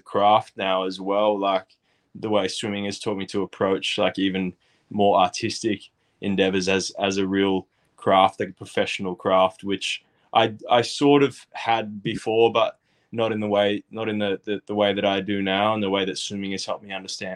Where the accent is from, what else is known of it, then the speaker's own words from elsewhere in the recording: Australia; moved away; also born or lived in United States; I grew up in Oz